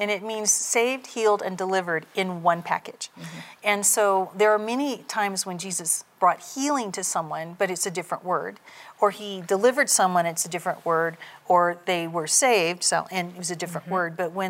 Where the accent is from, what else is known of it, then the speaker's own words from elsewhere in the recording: Redding, California, United States; My family's from Redding, and I was born when my dad was in the service. So I was born not in Redding, but I've been in Redding my entire life.